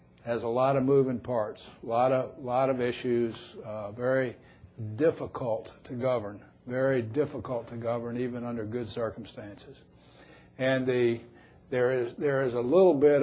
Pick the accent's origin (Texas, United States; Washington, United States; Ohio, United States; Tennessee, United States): Tennessee, United States; I grew up in Tennessee